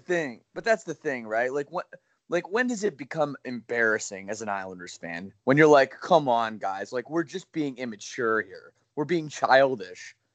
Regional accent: Oakville, Ontario, Canada; my hometown of Oakville, Ontario

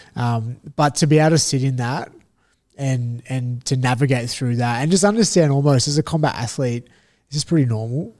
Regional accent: Australia; as Australian fighters

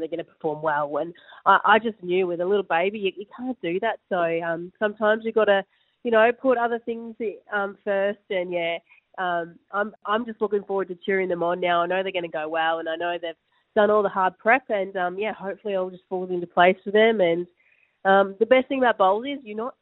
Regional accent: Australia; as Australian players

